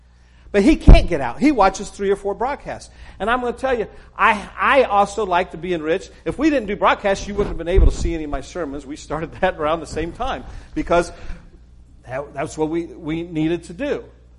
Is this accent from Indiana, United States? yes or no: no; Texas, United States; accent: not quite Northern, not quite Southern; also born or lived in Arkansas / Memphis / Oklahoma City / Ohio; So my accent isn't quite Northern, not quite Southern. As a young person, I spent a number of years in Texas growing up